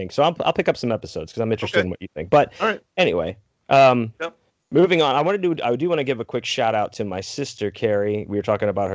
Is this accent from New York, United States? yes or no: no; Texas, United States; also born or lived in Pittsburgh, Pennsylvania; I lived there till I was six and moved to Texas. So Texas forever.